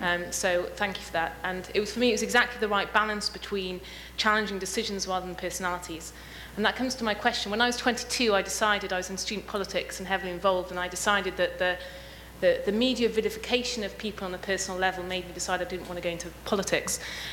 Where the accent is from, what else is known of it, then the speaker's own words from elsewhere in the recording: United Kingdom; now in Washington, D.C., United States; I'm at Georgetown Public Policy Institute, and I'm British.